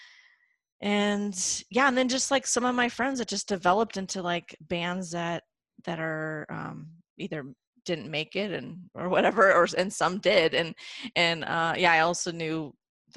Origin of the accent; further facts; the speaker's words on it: Ventura County, California, United States; in Ventura County area, which is where I grew up in California